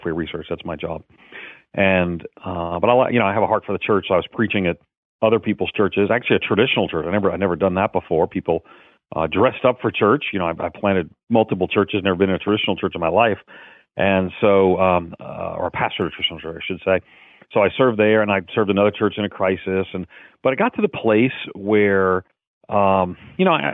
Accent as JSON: {"language": "English", "area": "Long Island", "region": "New York", "country": "United States", "tie": "born or raised there", "moved": "yes", "lives_now": "Nashville, United States"}